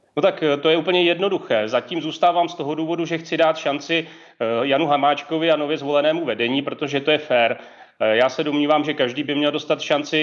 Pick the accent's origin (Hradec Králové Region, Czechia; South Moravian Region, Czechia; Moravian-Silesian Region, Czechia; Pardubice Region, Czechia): Pardubice Region, Czechia; Česká Třebová; z mého rodného města Česká Třebová